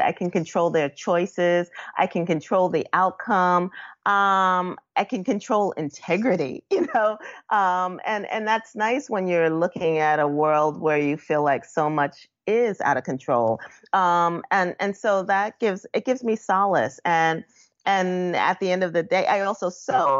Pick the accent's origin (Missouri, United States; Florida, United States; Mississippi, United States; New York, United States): New York, United States; New York City; me growing up in Bushwick